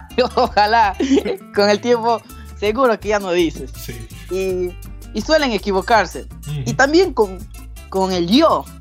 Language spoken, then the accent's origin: Spanish; Pucallpa, Ucayali, Peru; soy de Pucallpa, Perú